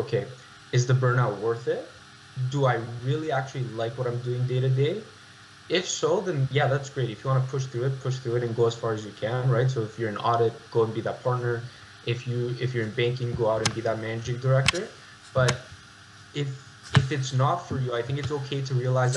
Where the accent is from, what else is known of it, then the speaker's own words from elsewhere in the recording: Toronto, Ontario, Canada; born and raised in Toronto